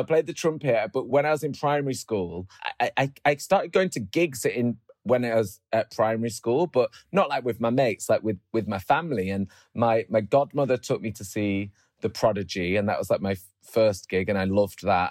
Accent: Oldham, North West England, United Kingdom; moved away as an adult; also born or lived in Moss Side, Manchester; now in London, United Kingdom; we moved to Oldham when I was like, I don't know, three

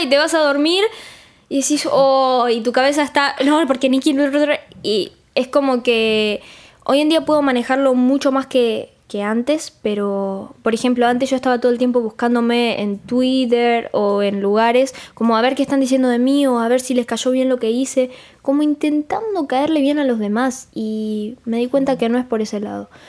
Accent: Rosario, Santa Fe, Argentina; Yo soy de Rosario, de Argentina

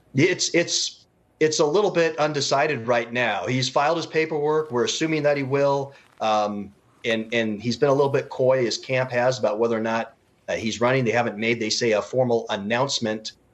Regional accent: Utah, United States; I'm actually from Utah.

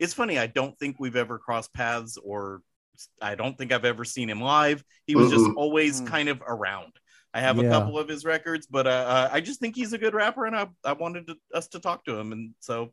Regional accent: San Jose, California, United States; from San Jose

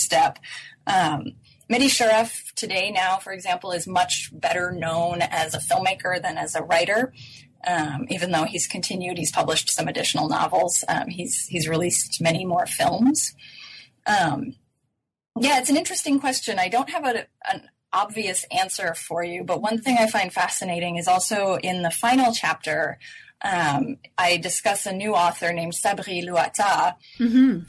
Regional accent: United States; being American

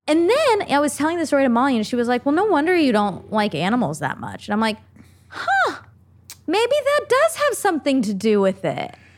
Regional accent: Duluth, Minnesota, United States; born or raised there; moved away

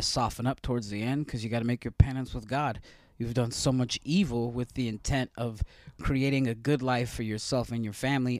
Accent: Stockton, California, United States; my hometown of Stockton

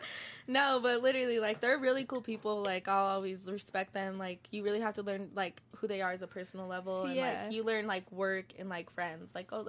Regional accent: Denver, Colorado, United States; I love Denver to death. Like, that's my hometown.

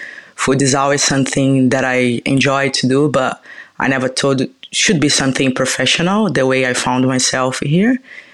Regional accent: Minas Gerais, Brazil; I'm from Minas Gerais. They usually say it's the hometown of food in Brazil. So basically, the famous dishes that people know about, like feijoada, pão de queijo, doce de leite, came from Minas Gerais, where I came from. So yeah, I grew up there.

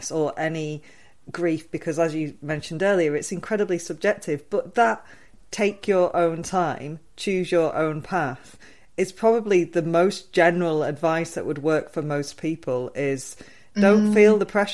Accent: United Kingdom; we're British

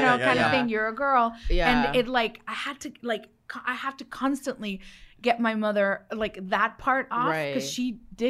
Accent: Los Mochis, Sinaloa, Mexico; born there; I was born in Los Mochis, Sinaloa, land of the sea turtles.

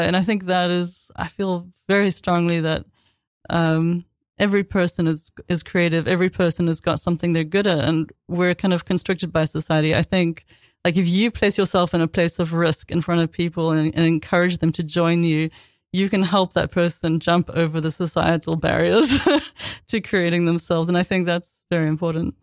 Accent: South Africa; also born or lived in London / Boston; now in New York, United States; growing up in South Africa

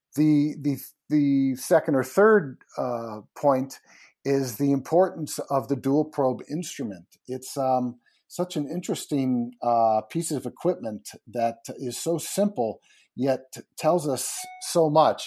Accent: Connecticut, United States; I grew up in Connecticut

